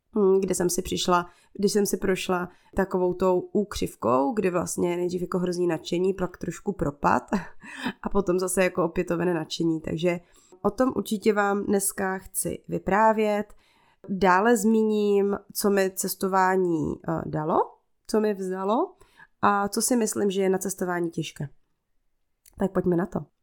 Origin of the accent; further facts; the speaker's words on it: Czechia; first language Czech; ten svůj komfortní svět tady v Čechách